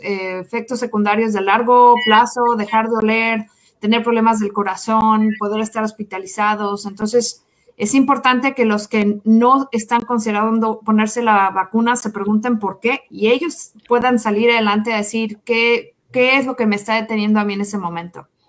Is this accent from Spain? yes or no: no; Mexico; now in Kansas City, United States; Soy mexicana